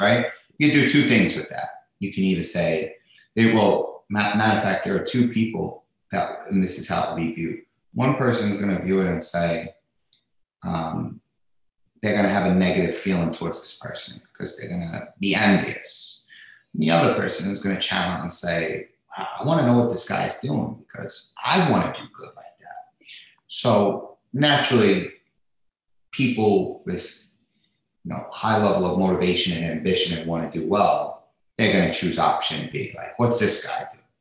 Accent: New York City, New York, United States; I grew up in uh, in Staten Island, New York

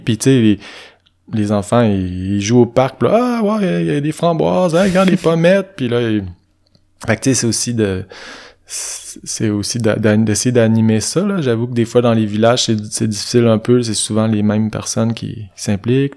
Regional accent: Saint-Ubalde, Quebec, Canada; moved away; je passe mes printemps à Saint-Tubal, qui est mon village natal.

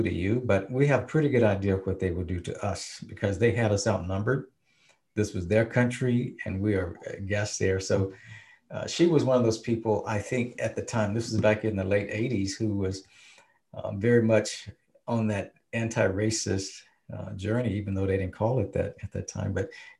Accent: the South, United States; But we as black people, we knew, because we came from the South, the three of us. We were from the South. We grew up in with Jim Crowism.

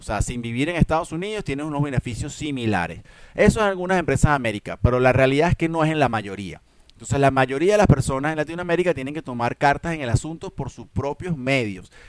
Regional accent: Venezuela; como decimos en Venezuela

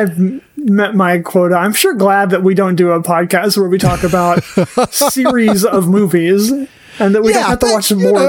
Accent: Oklahoma, United States; I grew up in Oklahoma.

